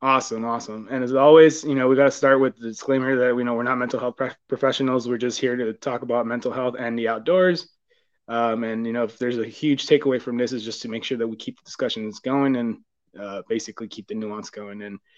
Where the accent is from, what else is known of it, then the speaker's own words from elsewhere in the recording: California, United States; now in Texas, United States; I'm actually from California, so I used to hike a lot there before I moved to Texas